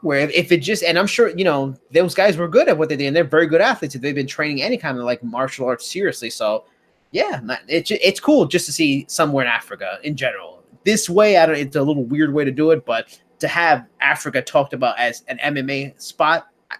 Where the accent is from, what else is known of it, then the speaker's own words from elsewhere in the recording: Australia; I'm Australian, an Asian Australian.